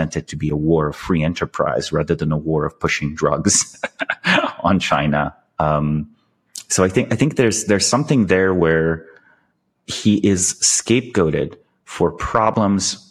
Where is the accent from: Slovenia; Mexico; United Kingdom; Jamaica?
Slovenia; I'm from Slovenia. We have this like very dark sense of humor